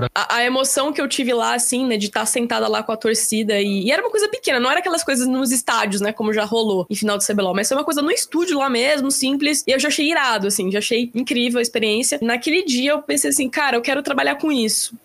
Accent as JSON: {"language": "Portuguese", "town": "Piracicaba", "region": "São Paulo", "country": "Brazil", "tie": "born or raised there", "also_born_or_lived": "Bauru", "moved": "as an adult", "lives_now": "São Paulo, Brazil", "said": "minha cidade natal, que é Piracicaba, em São Paulo também"}